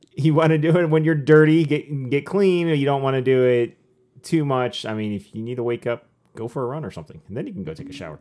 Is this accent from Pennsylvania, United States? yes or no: no; Michigan, United States; born and raised in Michigan.